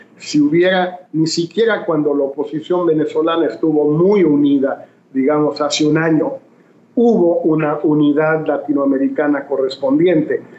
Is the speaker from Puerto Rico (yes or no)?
no; Mexico; decimos en México